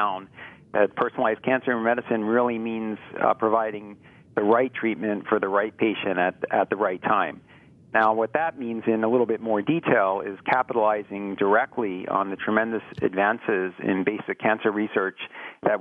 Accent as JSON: {"language": "English", "area": "Philadelphia area", "region": "New Jersey", "country": "United States", "tie": "born or raised there", "moved": "yes", "said": "I grew up in New Jersey, and in the Philadelphia area in New Jersey."}